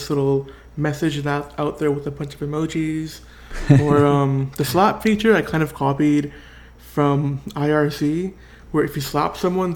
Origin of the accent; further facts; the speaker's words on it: Orange County, California, United States; also born or lived in San Bernardino, California / Martinez, California; I grew up in Orange County